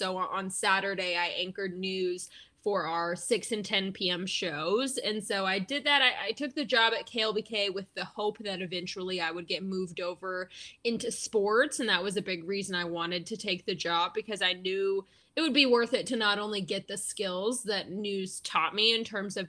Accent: Round Rock, Texas, United States; moved away as an adult; also born or lived in Lubbock, Texas; now in Wisconsin, United States; I'm originally from Austin or Round Rock, which is North Austin

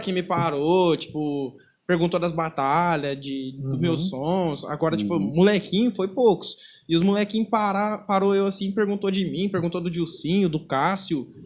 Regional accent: Londrina, Paraná, Brazil; na Zona Leste, que é da onde que eu venho, eu sou cria do Antares.

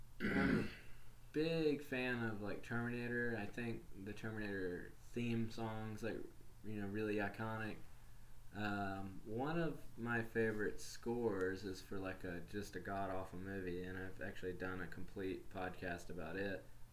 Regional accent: the South, United States; I think it's like something growing up in the South that makes you kind of like have to love Ernest.

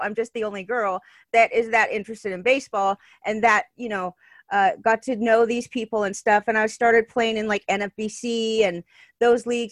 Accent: Southern California, United States; I was born and raised in Southern California

